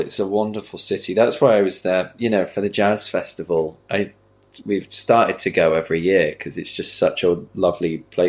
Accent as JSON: {"language": "English", "town": "Manchester", "region": "North West England", "country": "United Kingdom", "tie": "born or raised there", "moved": "as an adult", "lives_now": "London, United Kingdom", "said": "I'm from Manchester."}